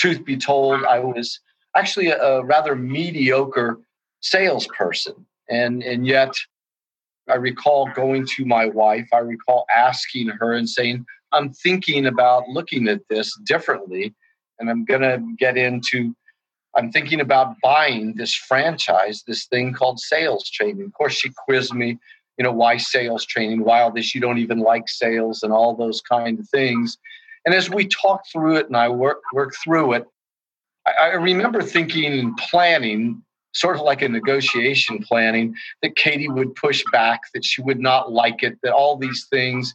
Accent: Indianapolis, Indiana, United States; also born or lived in Washington, D.C.; I'm from Indianapolis, Indiana, here in the Midwest.

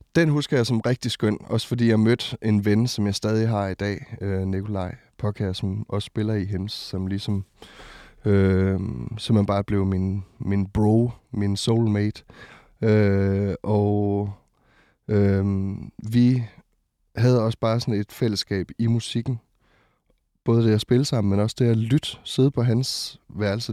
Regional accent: West Jutland, Central Denmark Region, Denmark; also born or lived in Botswana / Ringkøbing; jeg er vokset op i Indre Mission øhm, i Vestjylland

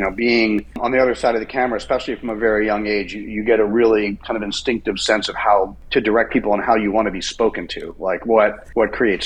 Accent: England, United Kingdom; now in United States; I was born in England and I had a British passport, and I was living in America by then

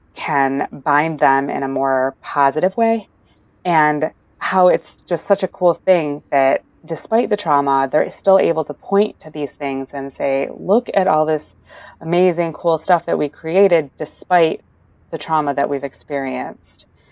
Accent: United States; As an American

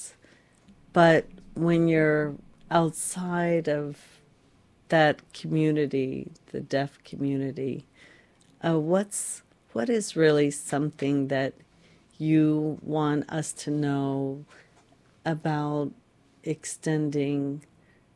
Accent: Florida, United States; I grew up in Florida

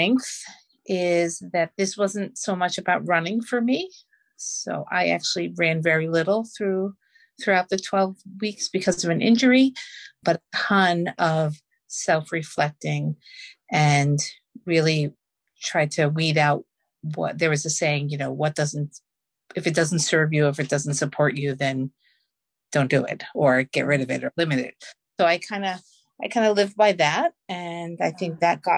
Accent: Long Island, New York, United States; I'm from Long Island, New York

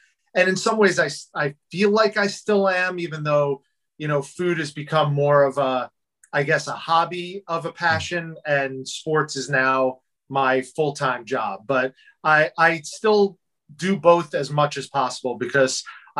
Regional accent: New Jersey, United States; I grew up in New Jersey.

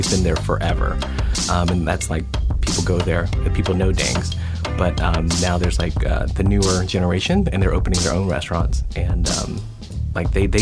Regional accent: Lafayette, Louisiana, United States; I grew up in Lafayette.

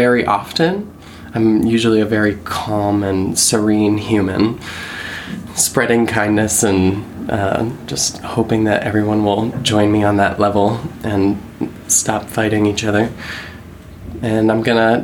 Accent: Pittsburgh, Pennsylvania, United States; accent: Pittsburgh; because I'm from Pittsburgh, and that's like a really thick accent

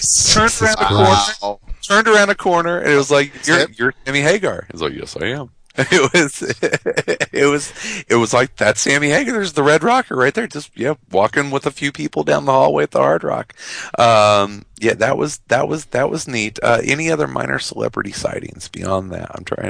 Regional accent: upper Midwest, United States; I'm a short, pale German lad from the upper Midwest.

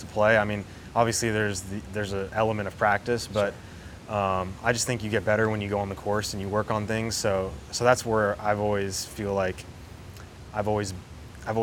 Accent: Key Biscayne, Florida, United States; also born or lived in Plantation, Florida / Jupiter, Florida; Born in Plantation. Lived there for a couple years, then moved down to Key Biscayne, down in Miami. Lived in Key Biscayne for the first 12, 13 years of my life, and then moved up to Jupiter

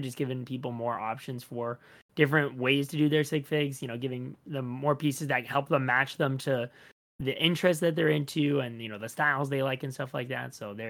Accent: Toronto, Ontario, Canada; I'm from Toronto in Canada. I've been born and raised here and been building all my life here as well.

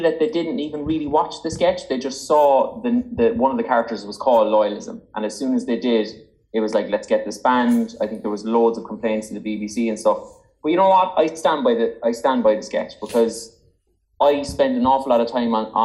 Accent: Cork, Munster, Ireland; I'm from Cork

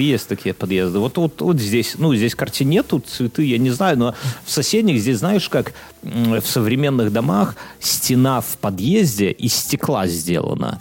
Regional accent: Belarus; now in Lithuania

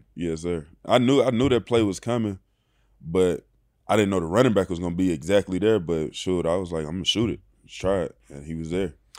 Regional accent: Bruce, Mississippi, United States; moved away as an adult; also born or lived in Texas; now in Los Angeles, United States; born and raised in, uh, Bruce, Mississippi

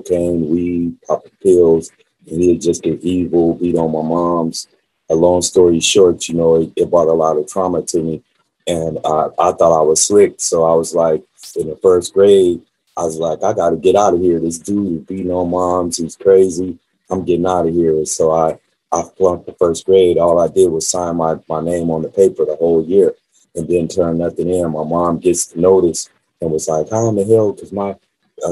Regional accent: Las Vegas, Nevada, United States; also born or lived in California; she left California and brought me out here to Las Vegas when I was about 5 years old

